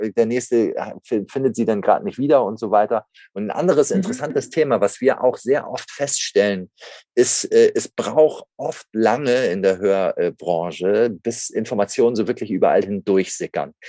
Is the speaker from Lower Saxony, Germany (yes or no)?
no; Hamburg, Germany; geboren in Hamburg, hier auch aufgewachsen